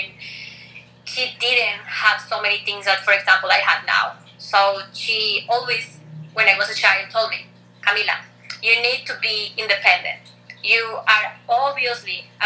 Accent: Colombia; English is a second language; also born or lived in Rochester, New York; I'm from Colombia

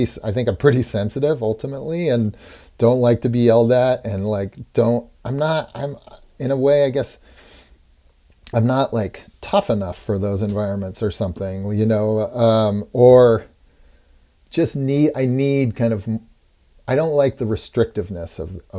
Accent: Pacific Northwest, United States; I think I kind of idealized growing up in the Pacific Northwest.

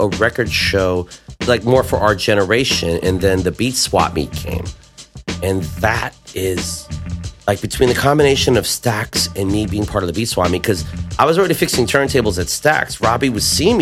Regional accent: Cerritos, California, United States; I'm from Cerritos

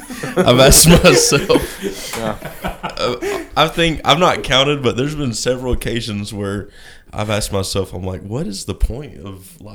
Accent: Seymour, Tennessee, United States; So, we're from Seymour

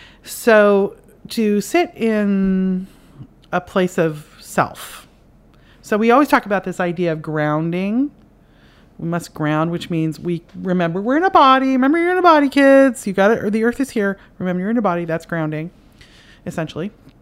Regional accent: Canada; now in United States; I live in America, and I'm Canadian, and my parents are Irish, and so I was raised in an Irish culture in Canada, and now I moved to America

